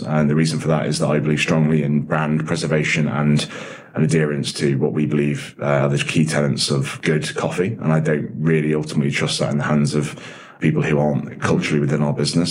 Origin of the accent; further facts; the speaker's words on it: Nottinghamshire, East Midlands, United Kingdom; also born or lived in Dublin, Ireland; now in London, United Kingdom; I was born in Dublin in the 80s and then moved in the early 90s to the UK, moved to uh, Nottinghamshire, where I was there until I was 18